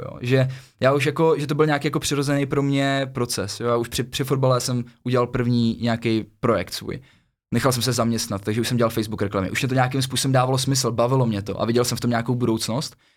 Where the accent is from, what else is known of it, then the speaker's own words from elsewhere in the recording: Kotenčice, Central Bohemian Region, Czechia; moved away as an adult; also born or lived in Thailand; já jsem z vesnice z Kotenčic, je to blízko od Příbramy